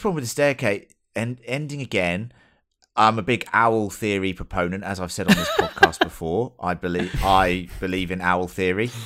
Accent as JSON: {"language": "English", "region": "England", "country": "United Kingdom", "said": "As an English person"}